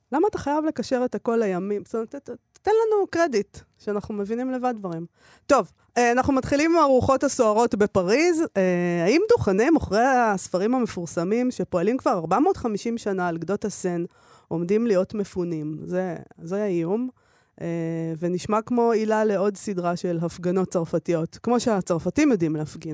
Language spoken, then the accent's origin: Hebrew; Israel; אנחנו הישראלים